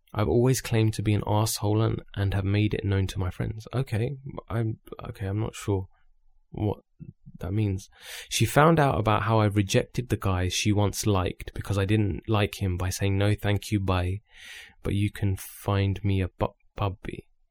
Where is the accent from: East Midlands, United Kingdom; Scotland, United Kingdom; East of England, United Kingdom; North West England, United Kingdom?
East of England, United Kingdom; Luton; we're both from Luton